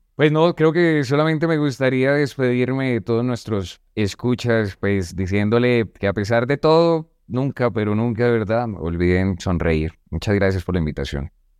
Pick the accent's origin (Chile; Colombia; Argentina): Colombia; Bogotá; Yo vengo desde Bogotá, pues de un barrio un poco marginal.